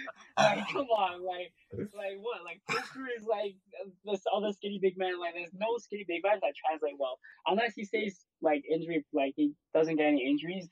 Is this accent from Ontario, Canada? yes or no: yes; Toronto, Ontario, Canada; we're from Toronto